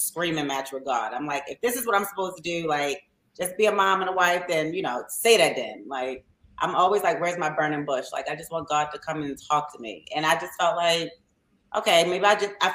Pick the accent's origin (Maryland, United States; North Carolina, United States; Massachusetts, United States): Maryland, United States; Baltimore; we're from Baltimore